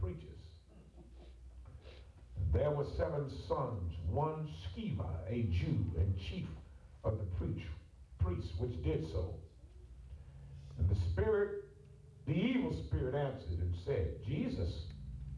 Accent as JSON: {"language": "English", "region": "Ohio", "country": "United States", "also_born_or_lived": "Atlanta", "said": "I'm from Ohio"}